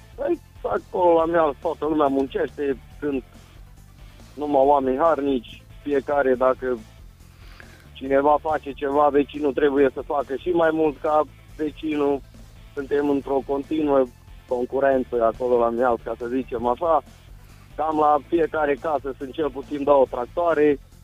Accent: Mihalț, Alba County, Romania; sunt din Mihal, de Alba. Sunt un băiat simplu, modest, de la țară

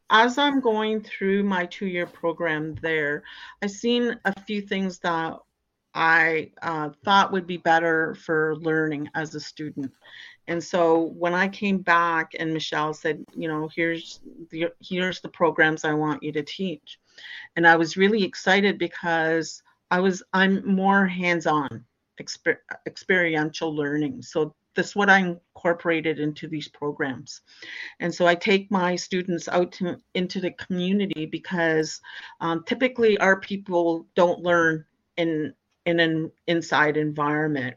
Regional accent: Christian Island, Ontario, Canada; I'm from Christian Island

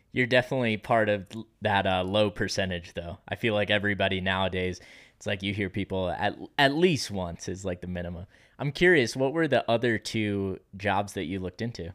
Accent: Pennsylvania, United States; I'm from Pennsylvania

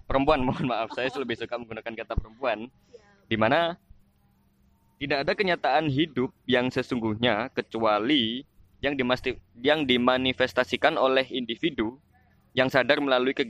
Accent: Java, Indonesia; accent: medok; mohon maaf ketika salah saya salah pengucapan karena saya orang Jawa.

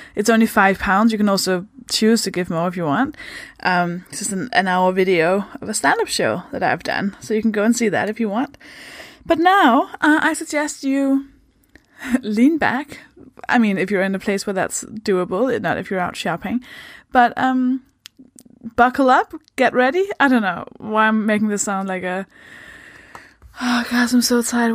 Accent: Denmark; English is a second language; moved away; I'm from Denmark. That should explain the accent.

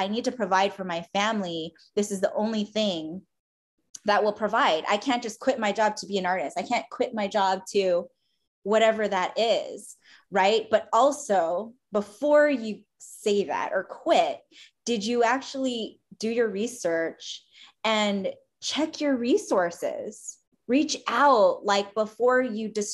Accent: Philippines; as a Filipino, we were all supposed to be nurses

